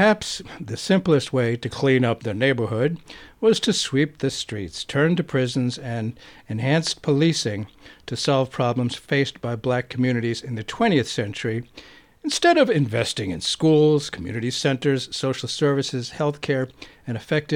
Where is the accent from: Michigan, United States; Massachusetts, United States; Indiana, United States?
Massachusetts, United States; Boston; When I was growing up in Boston